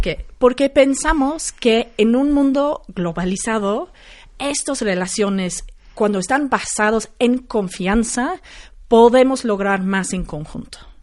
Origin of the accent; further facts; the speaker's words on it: London, United Kingdom; Spanish is a second language; now in Mexico; Yo soy de Londres.